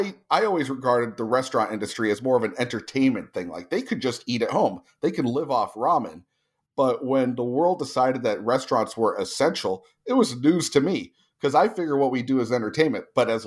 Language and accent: English; New Jersey, United States; also born or lived in California; now in Tulsa, United States; I own Andolini's Pizzeria in Tulsa, Oklahoma, which is, you know, in the middle of America. I grew up in New Jersey and California.